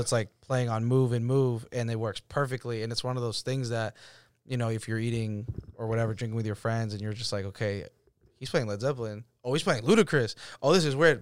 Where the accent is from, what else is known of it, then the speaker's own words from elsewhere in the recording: Roslindale, Massachusetts, United States; my, uh, childhood home, it's on American Legion, which is, like, where I grew up